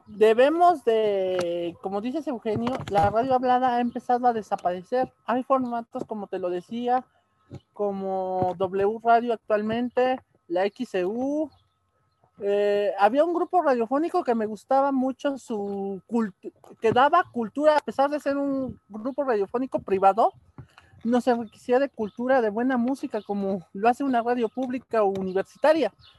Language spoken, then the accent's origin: Spanish; Mexico; nosotros como mexicanos